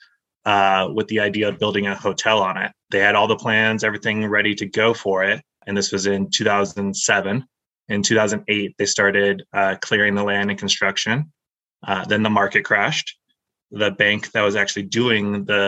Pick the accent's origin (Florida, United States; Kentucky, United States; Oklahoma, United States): Florida, United States; moved away as an adult; also born or lived in Tampa, Florida; now in Idaho, United States; I moved from Tampa, Florida, born and raised in Florida.